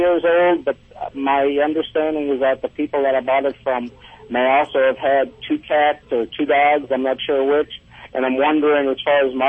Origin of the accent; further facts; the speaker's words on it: New Orleans, Louisiana, United States; moved away as an adult; now in Kentucky, United States; Presently Kentucky, but I am a New Orleans Katrina survivor that evacuated or moved out of town